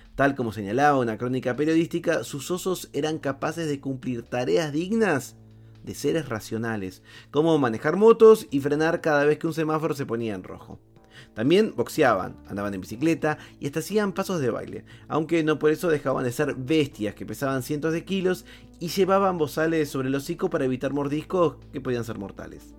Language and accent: Spanish; Río de la Plata, Argentina; accent: rioplatense; después de todo soy argentino